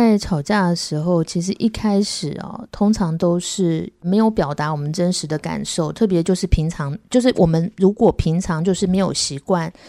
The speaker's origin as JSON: {"language": "Chinese", "region": "New York", "country": "United States", "tie": "born or raised there", "said": "我从小在纽约"}